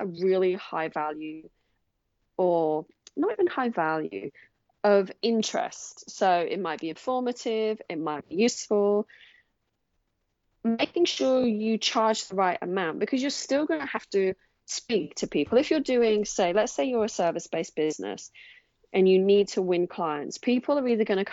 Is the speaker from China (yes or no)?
no; England, United Kingdom; moved away as an adult; now in Australia; I'm originally from England, and I moved to Australia in 2007